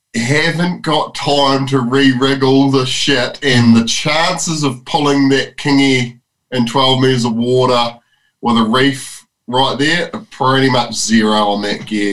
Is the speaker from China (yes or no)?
no; New Zealand; this is my home country